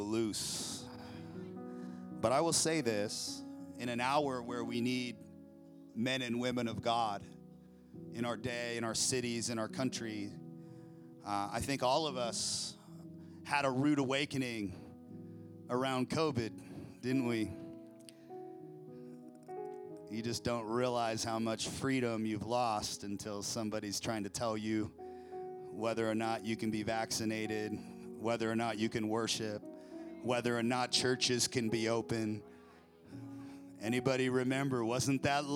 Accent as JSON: {"language": "English", "town": "Federal Way", "region": "Washington", "country": "United States", "tie": "born or raised there", "also_born_or_lived": "Olympia, Washington", "moved": "yes", "lives_now": "Idaho, United States", "said": "I was born in Federal Way"}